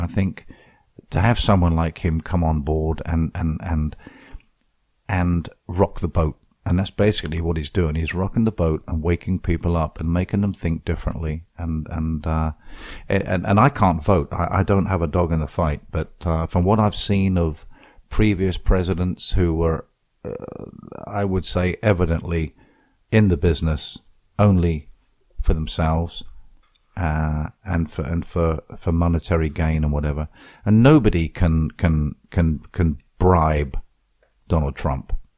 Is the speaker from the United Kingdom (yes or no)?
yes; Portsmouth, South East England, United Kingdom; moved away as an adult; now in Fort Myers Beach, United States; the Radical Club in, in, in, in, in Portsmouth, my hometown